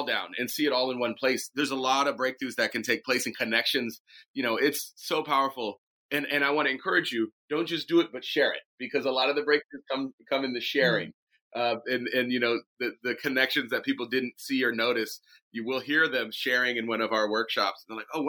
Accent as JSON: {"language": "English", "town": "Ferndale", "region": "California", "country": "United States", "tie": "born or raised there", "also_born_or_lived": "Oakland, California", "said": "I was born in Oakland, and I was raised up in a little town called Ferndale, which is up in Humboldt County"}